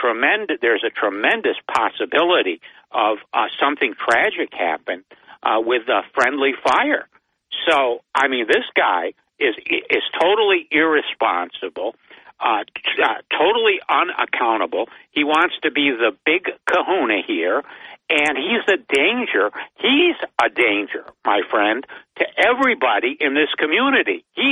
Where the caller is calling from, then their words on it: Binghamton, New York, United States; … from Binghamton.